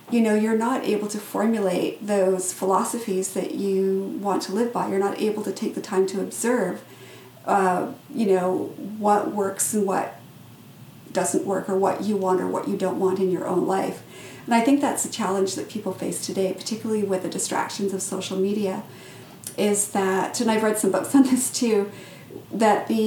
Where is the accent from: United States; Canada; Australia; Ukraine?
Canada; British Columbia; also born or lived in England / South Africa; I was originally from England. We moved to South Africa. We moved back to England. Then we moved to Canada. And then once we were in Canada, uh, when I was in about grade two, we picked up and moved to this small northern community in northern British Columbia.